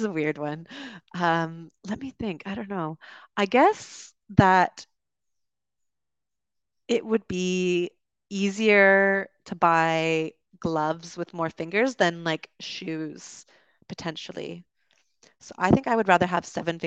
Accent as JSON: {"language": "English", "country": "Canada", "also_born_or_lived": "United Kingdom", "moved": "as an adult", "said": "As a Canadian, I moved there"}